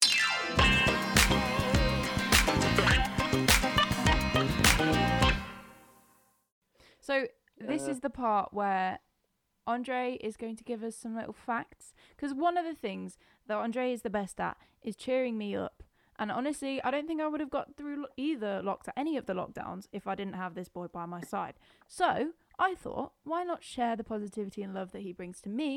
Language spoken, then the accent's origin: English; Scotland, United Kingdom; I'm Scottish.